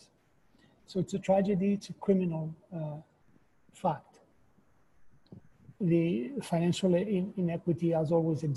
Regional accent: Chile; moved away as an adult; now in New York, United States; I was born in Chile, and I lived in Chile during the Pinochet regime

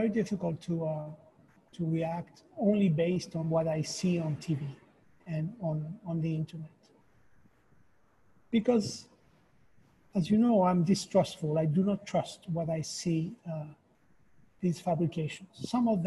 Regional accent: Chile; moved away as an adult; now in New York, United States; I was born in Chile, and I lived in Chile during the Pinochet regime

